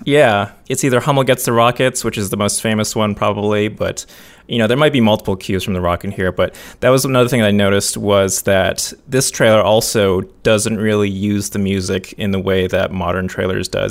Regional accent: United States; I'm American

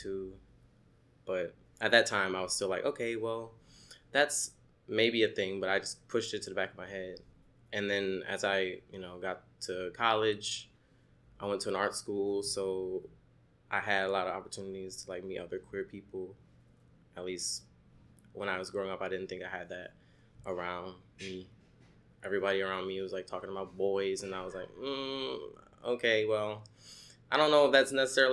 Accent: New Orleans, Louisiana, United States; also born or lived in Savannah, Georgia; now in Brooklyn, United States; I grew up in New Orleans

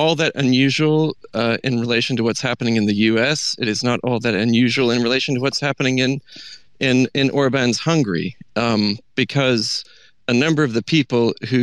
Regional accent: United States; moved away as an adult; now in United Kingdom; as an American

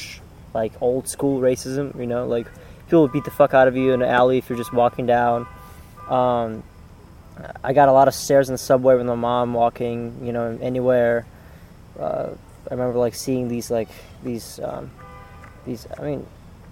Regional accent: Uzbekistan; moved away as an adult; also born or lived in St. Petersburg, Russia; now in Minnesota, United States; I was born in St. Petersburg, Russia, and then I moved with my mom to Uzbekistan, to a small village, actually.

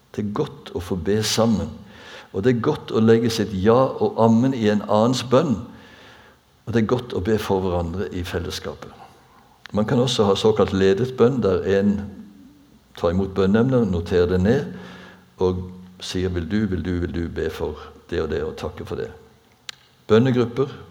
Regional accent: Bjerkreim, Rogaland, Norway; da jeg vokste opp på bedehuset hjemme i Bjerkrem

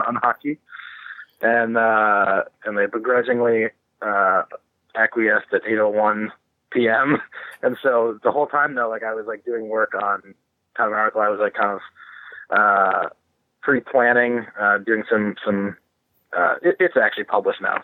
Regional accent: Grand Rapids, Michigan, United States; moved away; I'm from Grand Rapids

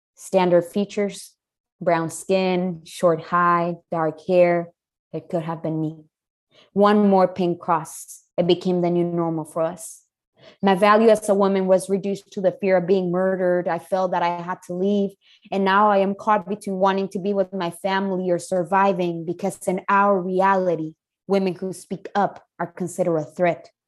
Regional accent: Chihuahua, Mexico; moved away; There have been close to 2,000 women murdered in the past 25 years in my hometown.

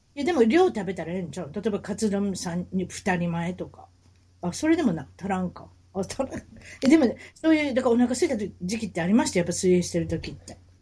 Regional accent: Kansai, Japan; 関西人ですから

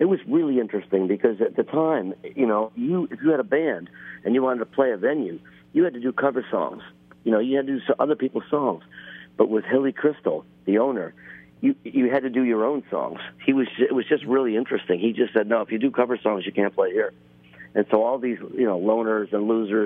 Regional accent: Buffalo, New York, United States; moved away; I grew up in Buffalo

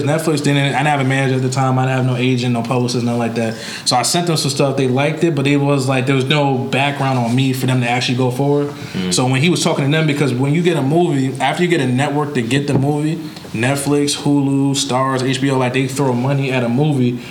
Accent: New York, United States; moved away; I'll fly back to New York and I'll buy out a theater for everyone to see it, like in my hometown

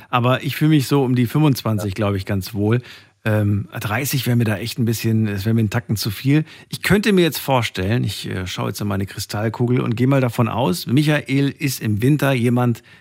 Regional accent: Mainz, Rhineland-Palatinate, Germany; Äh, ich komme aus Mainz.

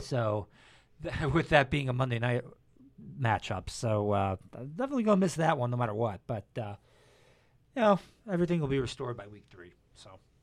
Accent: North Ridgeville, Ohio, United States; North Ridgeville, my hometown

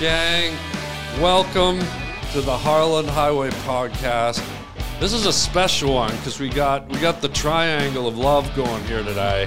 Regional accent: Canada; I grew up in Canada

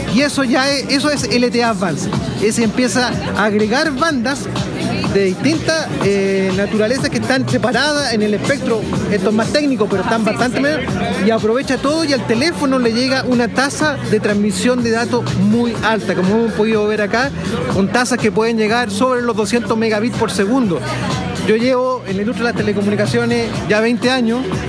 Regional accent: Chile; como chilenos

